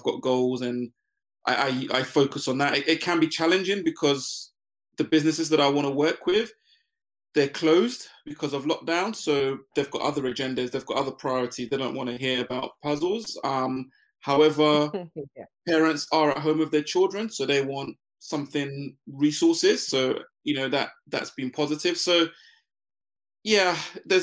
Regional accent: London, United Kingdom; also born or lived in Ghana; I moved to the UK to join my mum.

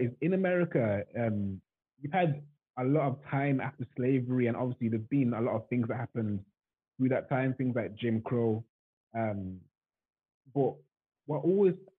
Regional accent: England, United Kingdom; in England, we have this whole idea that every American

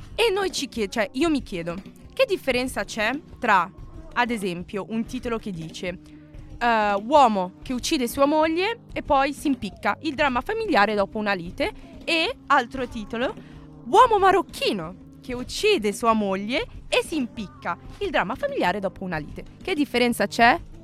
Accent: Milan, Lombardy, Italy; sono nata qui, sono cresciuta qui, sono sempre stata qui milanese

